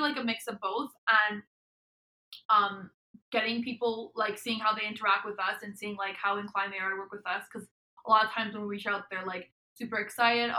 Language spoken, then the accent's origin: English; Montreal, Quebec, Canada; I'm from Montreal, Canada